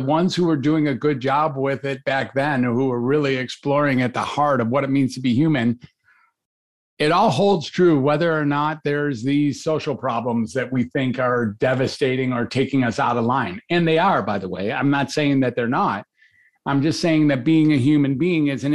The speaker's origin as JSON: {"language": "English", "town": "Detroit", "region": "Michigan", "country": "United States", "tie": "born or raised there", "also_born_or_lived": "Ann Arbor", "said": "I grew up in Detroit"}